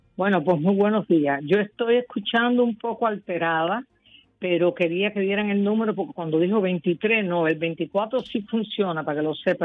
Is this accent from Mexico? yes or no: no; Cuba; moved away; yo nací en Cuba